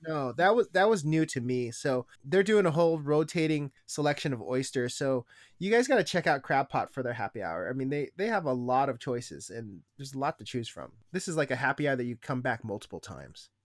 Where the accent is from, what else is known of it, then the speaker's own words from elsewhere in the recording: Issaquah, Washington, United States; Issaquah is my hometown